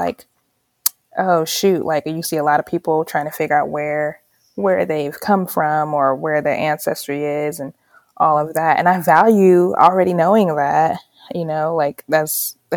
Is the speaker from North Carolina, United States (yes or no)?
yes; Charlotte, North Carolina, United States; also born or lived in Kinshasa, Democratic Republic of the Congo; I was born in the Congo, but raised in North Carolina